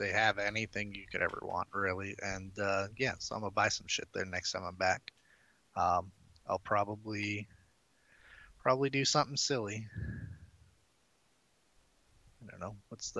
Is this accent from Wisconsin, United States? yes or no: yes; Wisconsin, United States; moved away; I'm from Wisconsin.